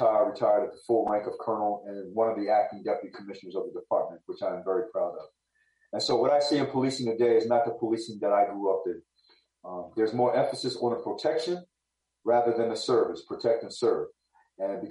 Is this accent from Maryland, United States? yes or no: yes; Baltimore, Maryland, United States; moved away as an adult; I'm from Baltimore City. I'm born and raised. I don't live there now.